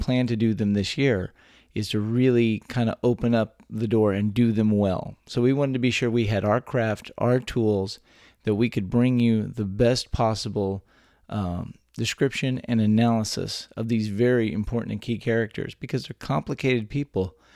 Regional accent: South Texas, United States; also born or lived in San Antonio; I grew up all over South Texas

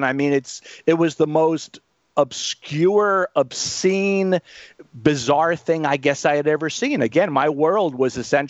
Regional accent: Miami Beach, Florida, United States; growing up in Miami Beach, where I did grow up

